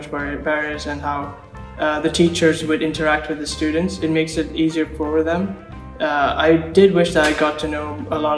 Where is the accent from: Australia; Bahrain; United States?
Bahrain; also born or lived in Sri Lanka / United Kingdom; I was born and raised in Bahrain, but um, I started off in Bahrain and then I moved to Sri Lanka and then for a few years, and then I moved to the United Kingdom for a few years as well.